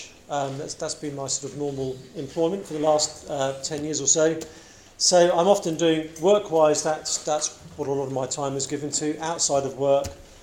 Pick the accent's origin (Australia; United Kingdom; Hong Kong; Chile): United Kingdom; England; now in United States; I come from England